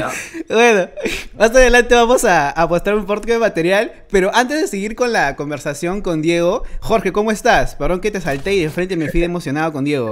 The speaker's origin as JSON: {"language": "Spanish", "region": "Lima", "country": "Peru", "said": "yo soy de Los Olivos"}